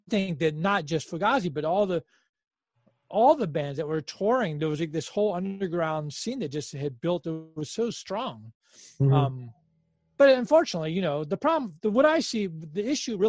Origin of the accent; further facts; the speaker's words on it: Washington, District of Columbia, United States; We're from Washington, D.C.